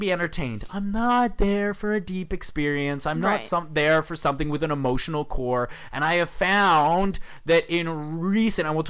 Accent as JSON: {"language": "English", "country": "Canada", "said": "we're Canadian"}